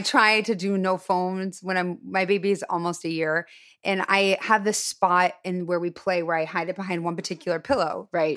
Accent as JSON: {"language": "English", "town": "Highland Park", "region": "Illinois", "country": "United States", "tie": "born or raised there", "moved": "yes", "said": "I'm from Highland Park, which was the Jewish suburb"}